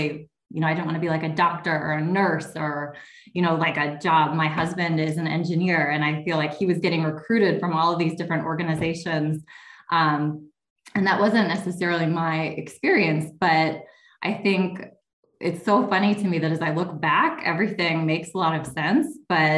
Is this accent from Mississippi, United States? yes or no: no; Kenosha, Wisconsin, United States; also born or lived in Milwaukee, Wisconsin; close to home where I grew up in Kenosha